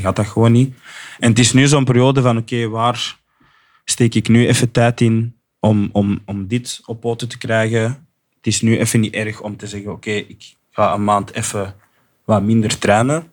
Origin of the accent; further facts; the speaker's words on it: Flanders, Belgium; accent: Flemish; ik ben Belgisch en Afrikaans opgevoed. En ik, weet van mezelf dat ik een goede Vlaams accent heb